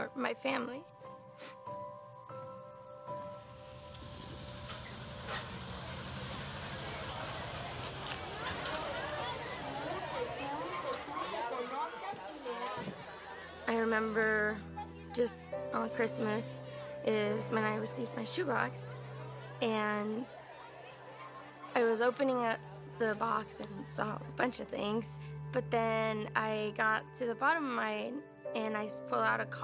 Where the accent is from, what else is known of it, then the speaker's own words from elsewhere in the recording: Mexico; also born or lived in San Antonio, Texas, United States; my mom decided to move us to Mexico, where we lived with her side of the family